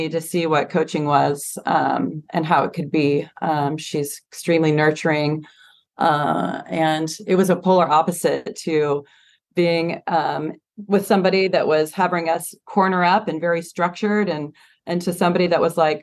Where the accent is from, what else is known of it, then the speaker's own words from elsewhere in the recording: San Diego, California, United States; I grew up in San Diego